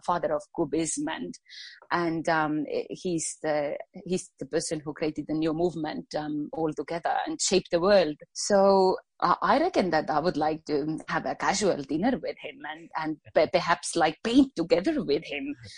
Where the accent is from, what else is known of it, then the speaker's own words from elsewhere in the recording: Estonia; English is a second language; moved away as an adult; now in Australia; when I grew up back in Estonia, English didn't come really easily for me